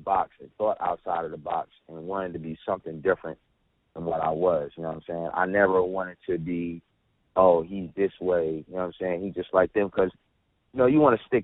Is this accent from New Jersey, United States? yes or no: yes; New Jersey, United States; I was born and raised out here